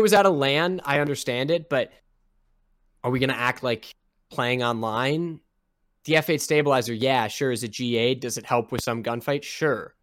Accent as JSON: {"language": "English", "region": "Minnesota", "country": "United States", "said": "I'm from Minnesota"}